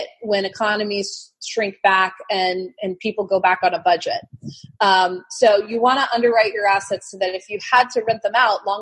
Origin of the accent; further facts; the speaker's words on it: California, United States; moved away; also born or lived in Arizona; I grew up in California